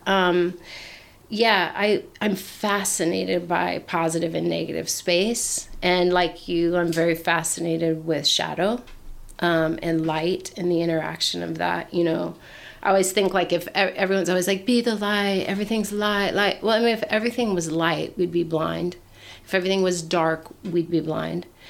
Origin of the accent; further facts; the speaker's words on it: Portland, Oregon, United States; moved away as an adult; I grew up in Portland. Oregon. Yeah, Portland, Oregon